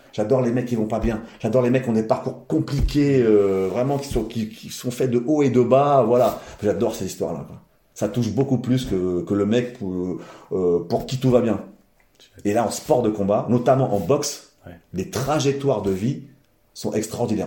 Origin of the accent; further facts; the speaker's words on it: Val d'Oise, Île-de-France, France; j'ai mon père depuis petit m'emmenait voir des combats de boxe dans le coin, dans on est, du Val d'Oise ah. Dans l'Oise, dans le Val d'Oise